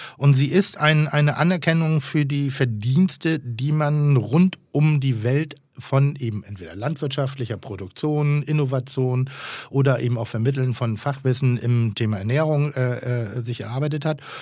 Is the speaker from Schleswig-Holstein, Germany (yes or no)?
yes; Pinneberg, Schleswig-Holstein, Germany; also born or lived in Elmshorn; ich bin geborener Emzorner und in Pinneberg groß geworden